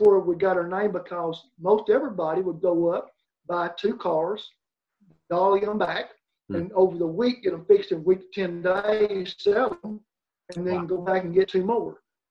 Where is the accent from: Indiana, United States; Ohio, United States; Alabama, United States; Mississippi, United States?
Alabama, United States; Boaz; I'm from Boaz